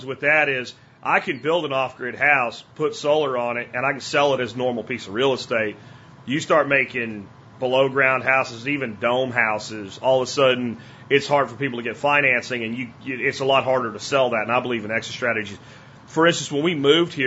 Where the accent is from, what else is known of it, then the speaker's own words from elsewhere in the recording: Florida, United States; moved away; also born or lived in Pennsylvania; I grew up in Florida